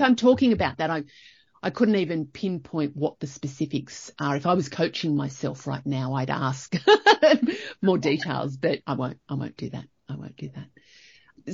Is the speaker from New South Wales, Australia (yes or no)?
yes; Young, New South Wales, Australia; now in Canberra, Australia; I grew up in Young